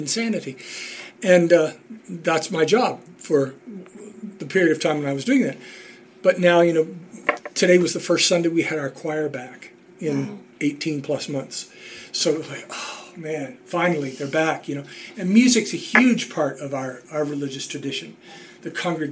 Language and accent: English; Western Pennsylvania, United States; moved away as an adult; also born or lived in Louisville, Kentucky; now in Evansville, United States; I was born in Western Pennsylvania and went to college in Western Pennsylvania